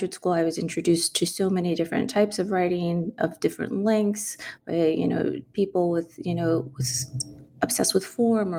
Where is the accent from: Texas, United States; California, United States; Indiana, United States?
Texas, United States; San Antonio; moved away; Growing up in San Antonio